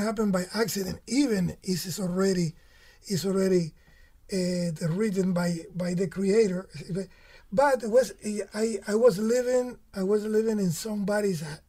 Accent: Camagüey, Cuba; moved away; also born or lived in Guira de Melena, Cuba / San Francisco, United States; But I'm from Camagüey. I'm from the middle of the island.

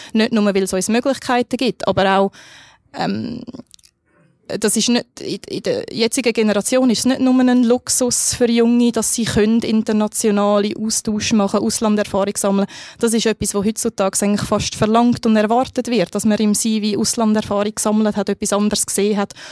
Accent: Switzerland; als Schweizer

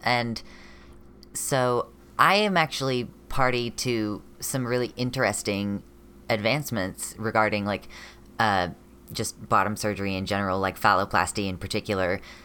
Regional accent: United States; I'm a non binary person from America

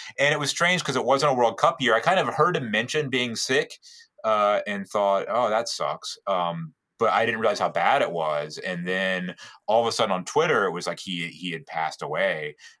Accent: United Kingdom; moved away as an adult; now in Richmond, United States; as being a British person who relocated to Richmond, Virginia was always interesting for me.

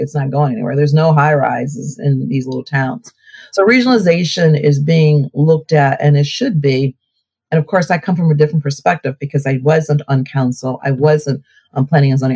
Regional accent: Cleveland, Ohio, United States; accent: Southern; also born or lived in Selma, Alabama; now in Maple Heights, United States; I moved to, to the North, Ohio, as a two year old

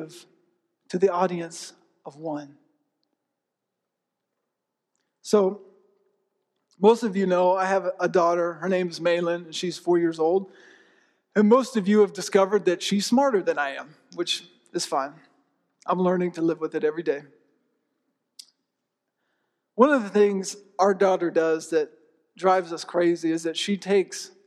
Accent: Tampa, Florida, United States; growing up, I grew up in Tampa.

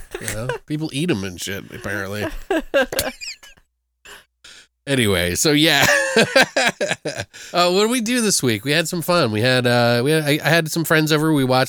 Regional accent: Maryland, United States; And I'm not from there. Snakes. I'm from Maryland, so.

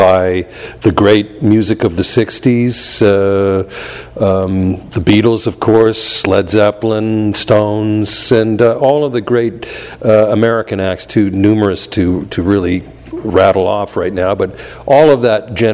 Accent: Toronto, Ontario, Canada; I'm from Toronto and came up through the blues R&B circuit there as a musician

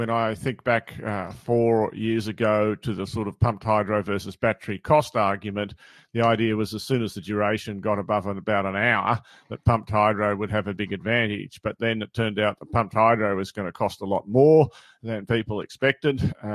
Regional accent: near Uralla, New England, New South Wales, Australia; moved away; having just driven through Urala twice in the past 3 months and very close to my hometown

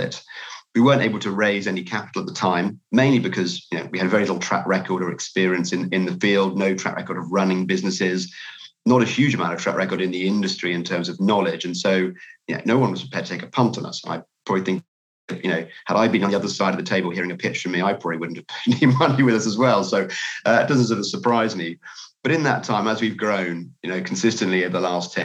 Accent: United Kingdom; I'm from the UK from my accent

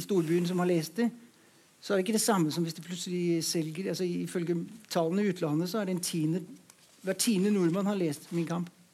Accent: Denmark; moved away; Jeg kommer fra Danmark

